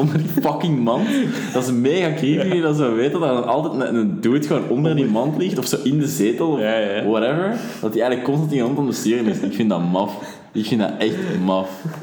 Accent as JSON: {"language": "Dutch", "town": "Leuven", "region": "Flanders", "country": "Belgium", "said": "als Leuvenaar"}